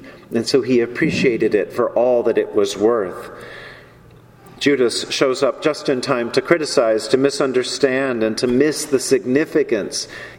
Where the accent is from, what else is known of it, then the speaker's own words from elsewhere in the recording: the South, United States; Growing up in the South, I heard a lot of language about Jesus